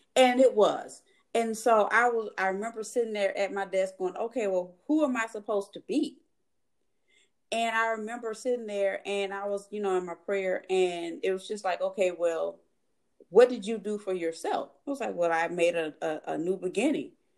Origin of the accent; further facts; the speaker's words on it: Mobile, Alabama, United States; moved away; from being a little girl growing up in Mobile, Alabama